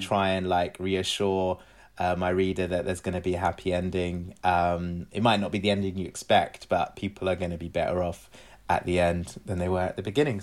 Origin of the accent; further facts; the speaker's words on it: London, United Kingdom; also born or lived in Glasgow / Cyprus (family); being away from my family in London and feeling even further removed from my family in Cyprus